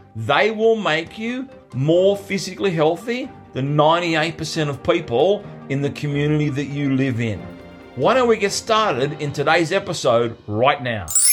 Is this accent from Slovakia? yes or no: no; Sydney, New South Wales, Australia; in my hometown, literally the Olympic Games were ten minutes from where I lived. in Sydney